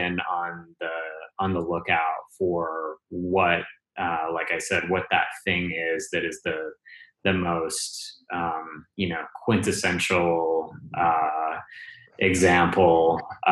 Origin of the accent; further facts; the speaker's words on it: Wyoming, United States; My dad was a neuroscience professor at the University of Wyoming